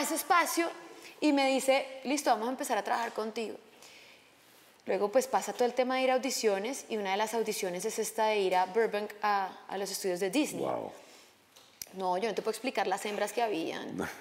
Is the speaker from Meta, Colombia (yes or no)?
yes; Villavicencio, Meta, Colombia; now in Los Angeles, United States; yo crecí, yo nací en Villavicencio, yo crecí en un avión pequeño de mi papá y sobre la selva y la verdad que crecí en la selva